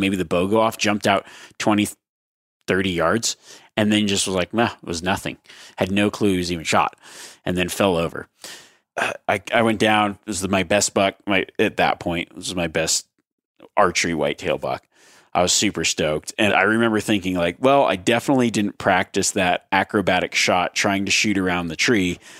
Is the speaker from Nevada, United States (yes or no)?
yes; Nevada, United States; my home state of Nevada.